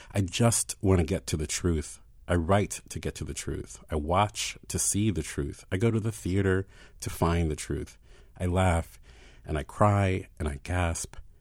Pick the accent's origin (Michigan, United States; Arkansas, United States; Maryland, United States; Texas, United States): Maryland, United States; Baltimore; moved away as an adult; also born or lived in Philadelphia; I had left Philadelphia and moved back to my hometown, and I had said I didn't want to move back to Baltimore even to be buried